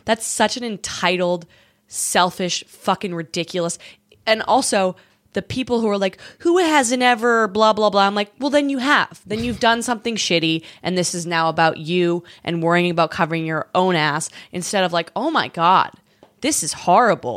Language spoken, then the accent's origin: English; Canada; now in United States; as a Canadian